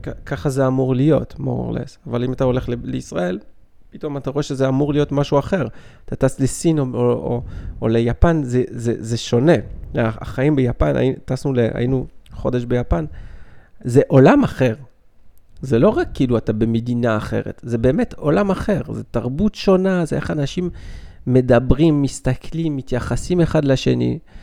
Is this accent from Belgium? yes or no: yes; Belgium; now in Israel; אני בא מבלגיה